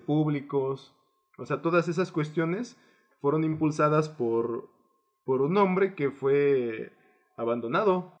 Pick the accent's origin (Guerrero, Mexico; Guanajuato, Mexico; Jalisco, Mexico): Guerrero, Mexico; yo vengo del estado de Guerrero